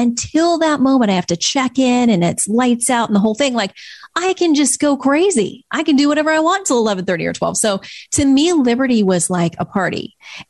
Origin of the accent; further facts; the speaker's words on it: Florida, United States; moved away; I grew up in Florida.